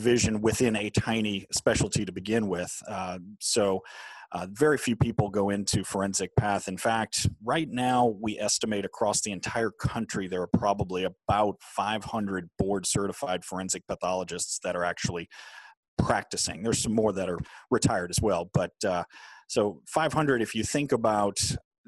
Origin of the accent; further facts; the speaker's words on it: New Orleans, Louisiana, United States; I grew up in New Orleans, Louisiana